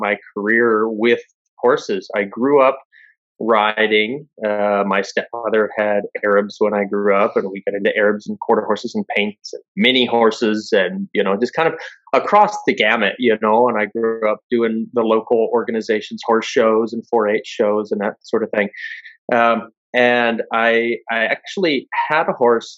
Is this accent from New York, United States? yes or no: no; Western Pennsylvania, United States; what we grew up with in Western Pennsylvania